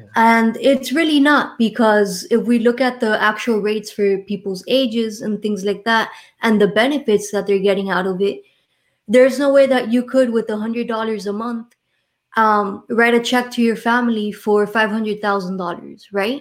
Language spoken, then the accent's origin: English; Miami, Florida, United States; accent: Miami; I was born and raised here in Miami, Florida